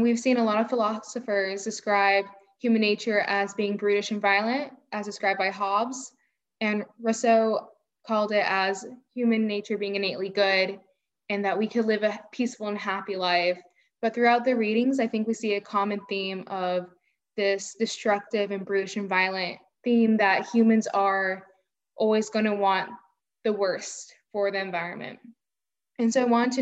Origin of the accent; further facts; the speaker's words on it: Fuquay-Varina, North Carolina, United States; I am from Fuquay, North Carolina, which is a small rural town